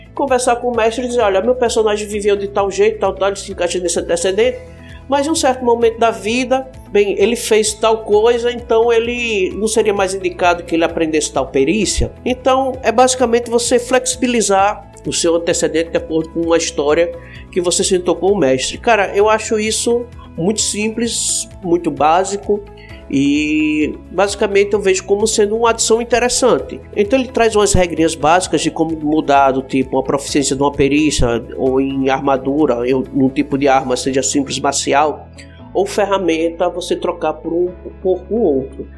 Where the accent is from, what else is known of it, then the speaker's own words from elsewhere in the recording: Northeast Region, Brazil; eu sou nordestino